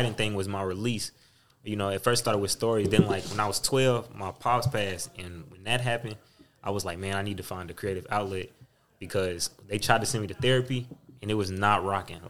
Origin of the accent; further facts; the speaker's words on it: Indianapolis, Indiana, United States; moved away as an adult; also born or lived in Baton Rouge, Louisiana; now in Chicago, United States; I'm from 42nd and Post Road, hence the 4200. So that's the block